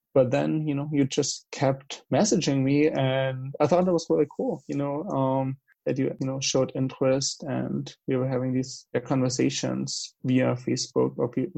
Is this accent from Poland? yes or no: no; Germany; accent: German; English is a second language; moved away as an adult; I've lived in Germany for 20 years, like the first 20 years of my life. So I guess I will never really lose my accent